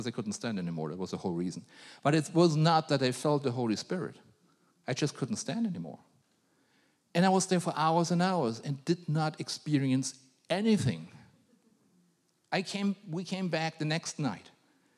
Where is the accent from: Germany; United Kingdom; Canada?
Germany; I was a grumpy German.